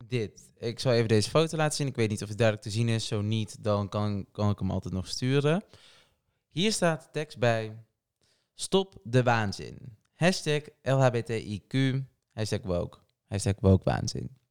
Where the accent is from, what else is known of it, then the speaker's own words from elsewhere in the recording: Portugal; now in Netherlands; Ik ben niet Nederlands, ben Portugees